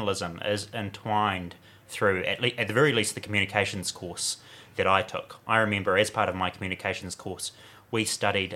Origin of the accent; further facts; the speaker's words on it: Warkworth, Auckland, New Zealand; moved away; I'm from Warkworth originally.